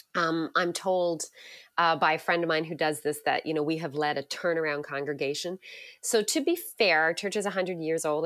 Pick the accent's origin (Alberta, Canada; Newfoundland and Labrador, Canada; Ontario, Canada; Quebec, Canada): Newfoundland and Labrador, Canada; moved away as an adult; now in Hamilton, Canada; I grew up in Newfoundland, which many people, uh, find interesting, so if you, uh, hear a little hint of a, an accent there, it might sneak out